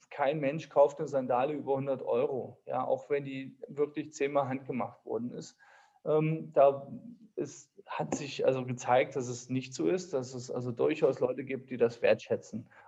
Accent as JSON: {"language": "German", "town": "Homberg", "country": "Germany", "said": "Ich komme aus Homberg."}